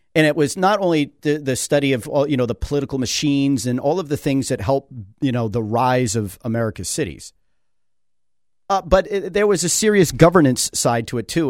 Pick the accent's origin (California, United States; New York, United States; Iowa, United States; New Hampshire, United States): New Hampshire, United States; Manchester; I became fascinated with my hometown